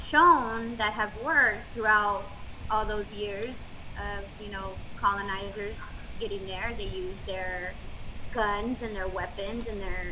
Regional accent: United States; I was born here.

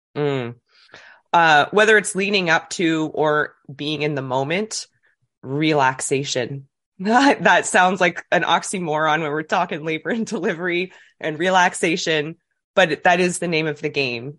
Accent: New Brunswick, Canada; moved away as an adult; now in Dartmouth, Canada; I'm from New Brunswick originally. I moved to Nova Scotia, always had a love for Nova Scotia, but came here for university and just kinda never left.

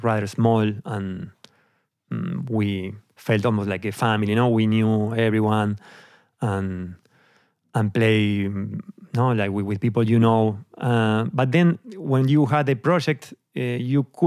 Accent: Argentina; moved away as an adult; also born or lived in Amsterdam, Netherlands; now in Netherlands; I'm from Argentina. I grew up there. I left the country when I was 28

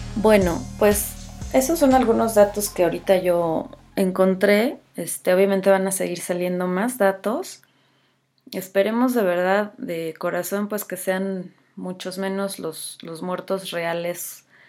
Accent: Mexico; soy mexicana

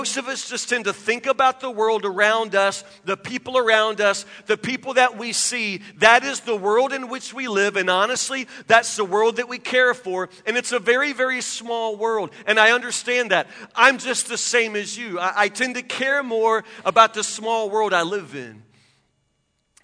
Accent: Woodburn, Kentucky, United States; I grew up in Matlock, which is a suburb of Woodburn. There's nothing out there.

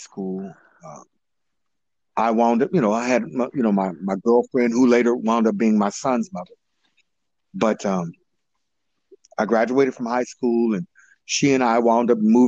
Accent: Oakland, California, United States; I grew up in Oakland, California, mostly in East and West Oakland

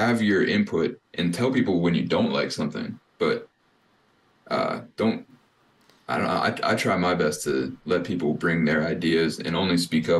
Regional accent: Apex, North Carolina, United States; I grew up in Apex, so it's like right outside of Raleigh.

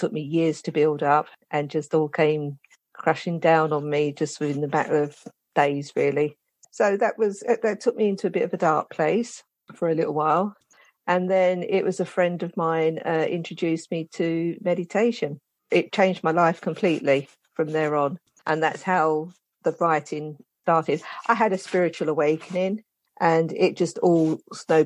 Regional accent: London, United Kingdom; now in St Albans, United Kingdom; I'm originally from London, South London, the Elephant and Castle. That's where I'm originally from. And I moved to St. Albans many years ago.

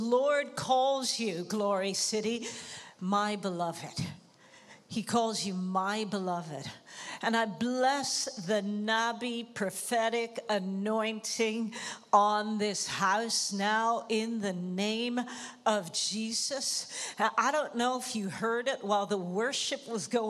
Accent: Toronto, Ontario, Canada; moved away as an adult; also born or lived in Jamaica; now in Amsterdam, Netherlands; my family moved to Toronto in Canada. And so that's where I grew up

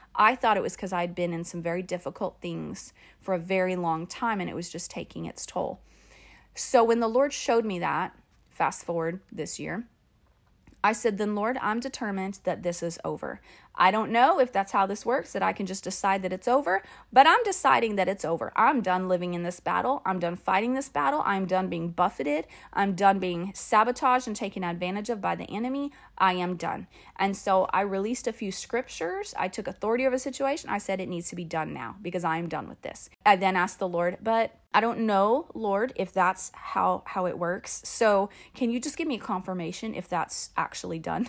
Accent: Phoenix, Arizona, United States; moved away; I'm from Phoenix. And so it all happened in Phoenix, in my hometown, where I graduated from high school.

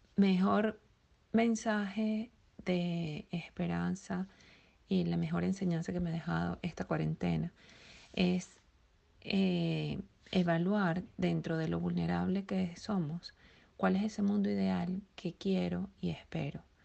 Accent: Venezuela; now in United States; venezolana emigrante en Estados Unidos

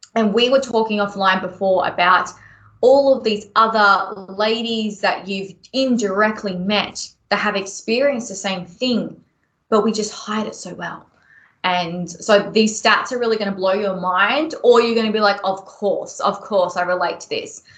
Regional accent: Melbourne, Victoria, Australia; moved away as an adult; now in Brisbane, Australia; I grew up in Melbourne

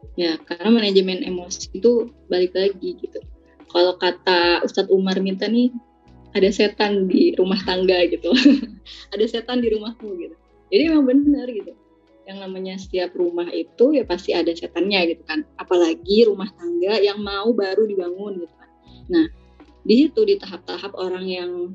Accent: Bogor, West Java, Indonesia; aku nih orang Bogor

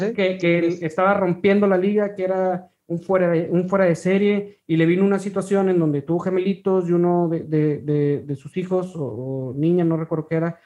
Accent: Ciudad Victoria, Tamaulipas, Mexico; yo soy de Ciudad Victoria

